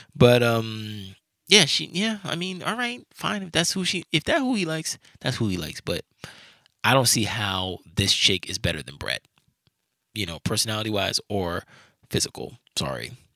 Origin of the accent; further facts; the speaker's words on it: New York, United States; I'm from New York